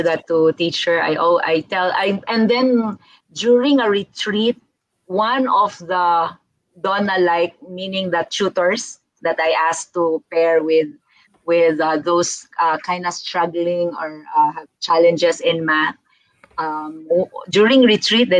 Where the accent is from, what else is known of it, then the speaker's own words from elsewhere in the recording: Philippines; I'm a Filipino